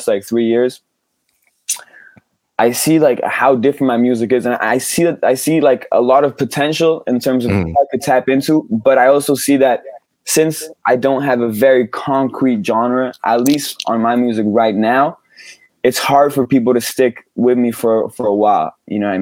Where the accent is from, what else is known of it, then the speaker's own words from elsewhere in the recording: near Geneva, Switzerland; I grew up in Switzerland, which is in the French speaking part of Switzerland, by Geneva